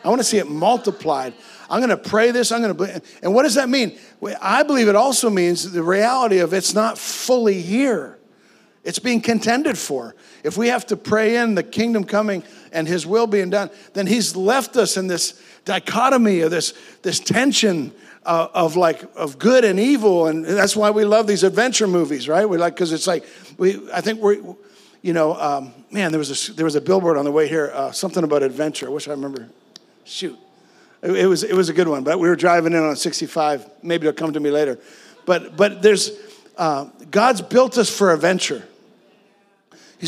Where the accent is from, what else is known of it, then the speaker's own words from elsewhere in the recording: Canada; I'm dual citizenship, so I am American. My mom was born in America, but I grew up in Canada